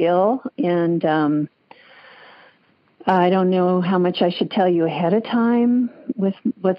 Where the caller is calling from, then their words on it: Pleasanton, California, United States; and I'm from Pleasanton, California.